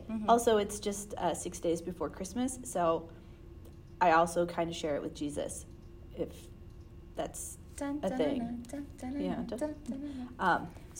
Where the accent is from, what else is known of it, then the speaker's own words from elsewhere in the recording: Alaska, United States; now in Arizona, United States; Here in Arizona, it's winter, but I grew up in Alaska, so our winters here are like the summers where I grew up